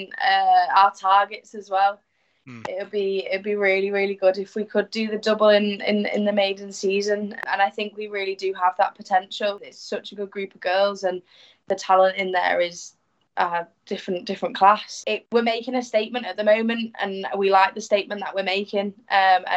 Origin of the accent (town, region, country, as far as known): York, Yorkshire and the Humber, United Kingdom; born or raised there; also born or lived in Hull; now in Salford, United Kingdom